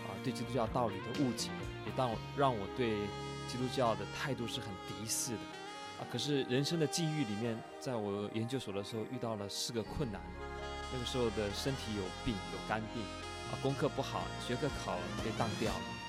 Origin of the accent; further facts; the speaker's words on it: China; 我我想对于我们中国人来讲啊，我们有两个观念都存在的。